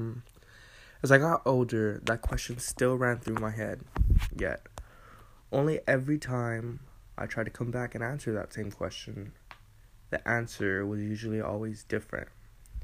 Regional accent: Eagle Pass, Texas, United States; I grew up in the great state of Texas in the city of Eagle Pass, where I have enjoyed my childhood

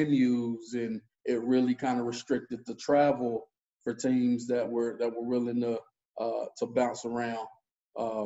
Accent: Knoxville, Tennessee, United States; moved away as an adult; also born or lived in San Diego, California; now in Atlanta, United States; I'm actually from Tennessee, man, originally. Well, born in San Diego. Probably moved around for a year or two, but from kind of elementary on up, I was in Knoxville.

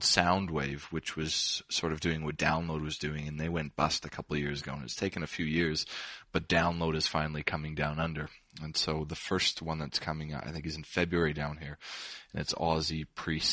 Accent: Canada; also born or lived in London; now in Australia; I'm Canadian originally. So I'm a Canadian. I'm an expat who lives in Australia.

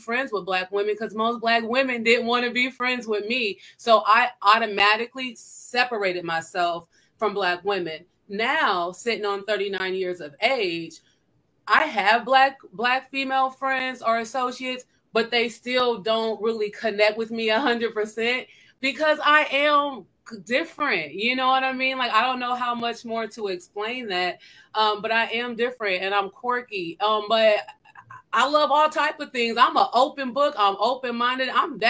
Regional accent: Iowa, United States; now in St. Louis, United States; I'm from Iowa, so I don't speak like everyone else

